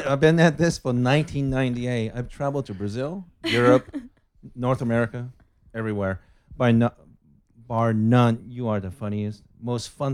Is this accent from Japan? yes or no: yes; Japan; moved away as an adult; now in Los Angeles, United States; My background is I'm originally from Japan.